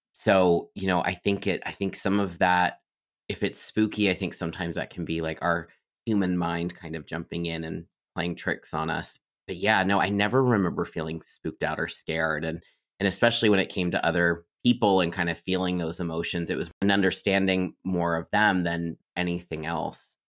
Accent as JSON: {"language": "English", "town": "Miamisburg", "region": "Ohio", "country": "United States", "tie": "born or raised there", "said": "I grew up in Ohio in a town called Miamisburg"}